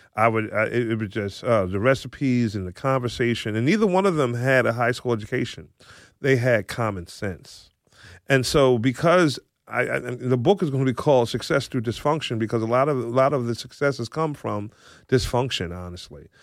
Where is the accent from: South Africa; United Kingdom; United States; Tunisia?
United States; Philadelphia, Pennsylvania; now in Mantua Township, United States; I grew up in West Philadelphia